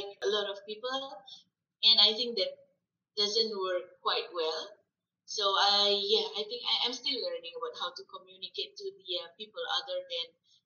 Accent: Indonesia; accent: Indonesian English; English is a second language; moved away; my English is still sounds like Indonesian English

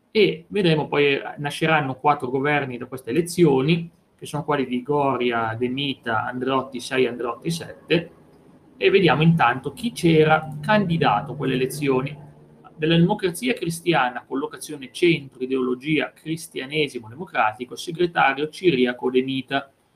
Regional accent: Vercelli area, Piedmont, Italy; delle mie parti, quella di Enrico Fermi di Trino, Vercellese

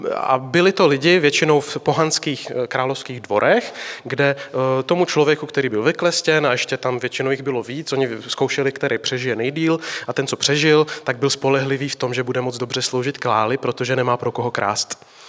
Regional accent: Slovakia; now in Prague, Czech Republic; jsem od baptistů z Prahy, jinak jsem ze Slovenska

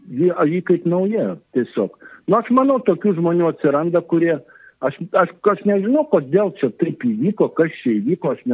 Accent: Lithuania; mes lietuviai mėgstam kapinės užlaikyti, jas puoselėti

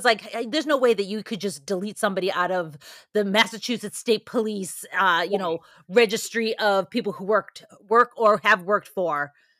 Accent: Ireland; I'm never going to leave. I'm an Irishman. I'll just stay in a bad relationship forever.

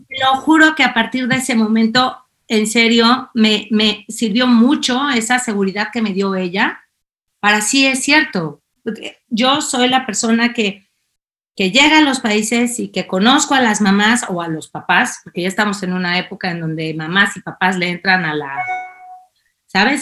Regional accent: Mexico City, Mexico; moved away as an adult; also born or lived in Algiers, Algeria; now in Spain; yo soy la mexicana chilanga aquí

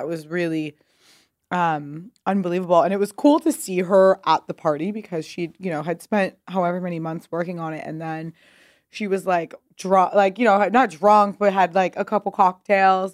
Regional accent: Pasadena, California, United States; moved away as an adult; also born or lived in New York; Pasadena, California.

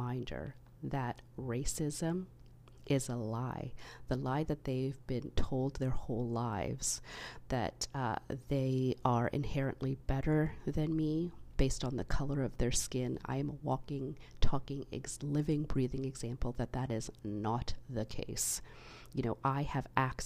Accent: Canada; because I am Canadian born

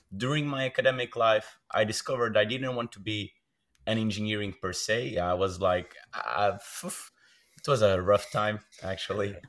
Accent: Braga, Norte, Portugal; I'm from Braga, born and raised.

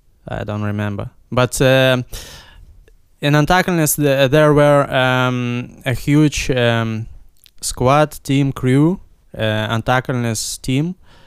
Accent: Vilnius, Vilnius County, Lithuania; English is a second language; also born or lived in Ukraine; But yeah, I came from Ukraine, but I don't remember Ukrainian. I speak for a long time Russian, but now I'm speaking English and Lithuanian.

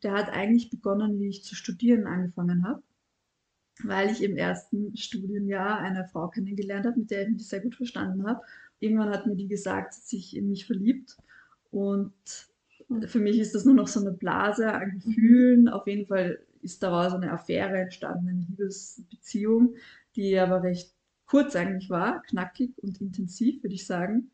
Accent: Vienna, Austria; Ich bin in Wien aufgewachsen

